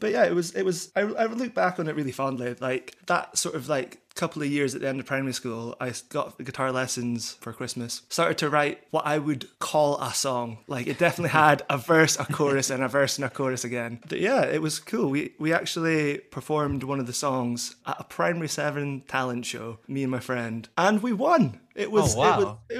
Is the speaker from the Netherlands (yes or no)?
no; Aberdeen, Scotland, United Kingdom; moved away as an adult; now in Edinburgh, United Kingdom; I grew up in Aberdeen, and I came down to Edinburgh for university